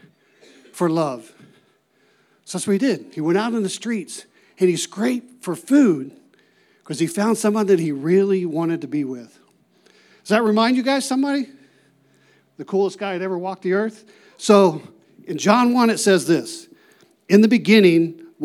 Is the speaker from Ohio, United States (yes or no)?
yes; Ohio, United States; moved away as an adult; also born or lived in New Mexico; I'm originally from Ohio